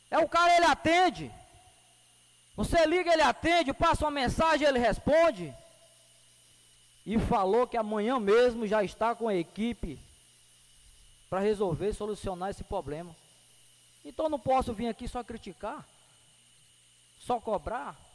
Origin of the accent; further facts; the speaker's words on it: Medicilândia, Pará, Brazil; Se eu sou de Medicilândia, é aqui que eu vou viver, é aqui que eu vou trabalhar.